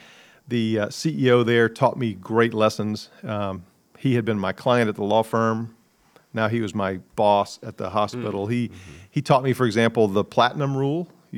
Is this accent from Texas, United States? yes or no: no; New York City, New York, United States; born there; So I was born in New York City, even though both my parents were Southerners. They met in New York.